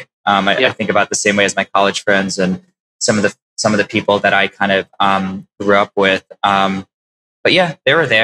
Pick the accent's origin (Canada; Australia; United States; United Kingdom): United States; New York City, New York; also born or lived in Long Island; I grew up in Queens